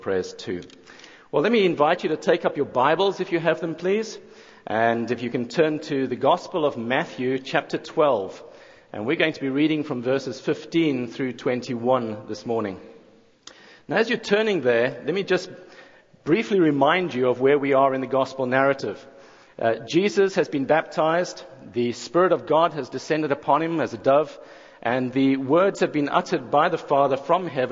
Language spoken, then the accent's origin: English; South Africa; moved away as an adult; now in Jackson, United States; I'm not originally from around these parts. I think it's the accent that gives it away. But I'm from South Africa